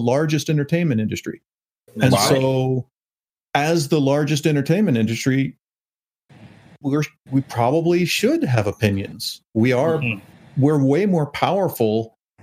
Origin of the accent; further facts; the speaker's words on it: United States; I'm an American